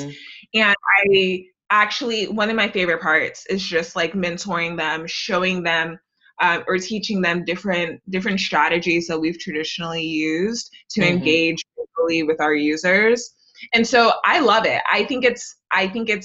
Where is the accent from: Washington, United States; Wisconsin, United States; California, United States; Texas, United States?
Texas, United States; Houston; growing up in Houston.